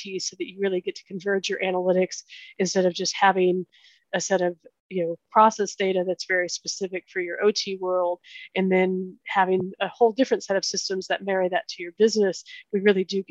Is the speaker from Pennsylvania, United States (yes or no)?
no; Oklahoma, United States; moved away as an adult; also born or lived in Kansas; I grew up in Oklahoma, went to school in Kansas